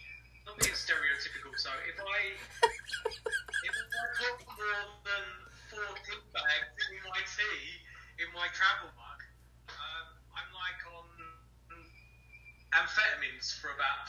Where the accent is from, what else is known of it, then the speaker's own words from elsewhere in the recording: Canada; I'm being very stereotypical being Canadian at the moment